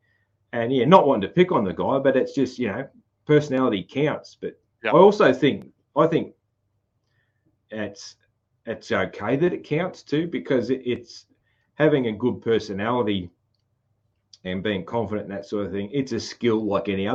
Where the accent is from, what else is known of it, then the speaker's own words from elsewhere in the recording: Australia; accent: broad Aussie country (ocker/Bogan); I have a very sort of broad Aussie country accent, so, which runs in the family